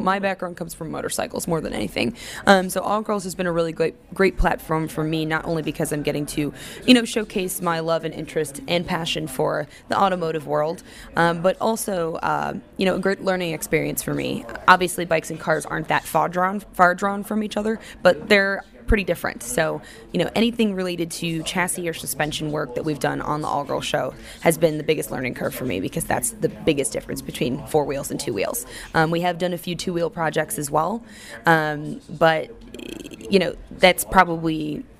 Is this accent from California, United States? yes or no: no; Daytona Beach, Florida, United States; I'm actually originally from Daytona Beach, Florida